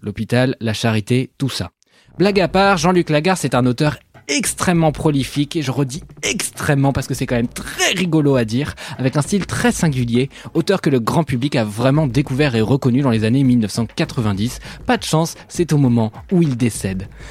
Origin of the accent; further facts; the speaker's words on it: Switzerland; je suis suisse